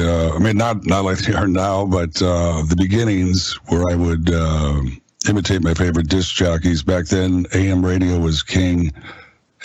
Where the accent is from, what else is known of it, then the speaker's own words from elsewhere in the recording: Green Bay, Wisconsin, United States; I am from Green Bay, and it's in my blood. Grew up just a few miles from the stadium